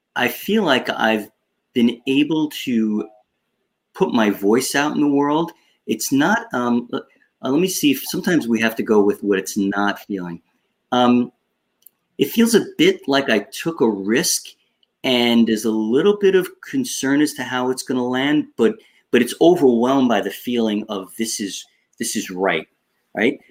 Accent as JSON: {"language": "English", "area": "Long Island", "region": "New York", "country": "United States", "tie": "born or raised there", "accent": "Long Island", "said": "I grew up on Long Island uh, in New York"}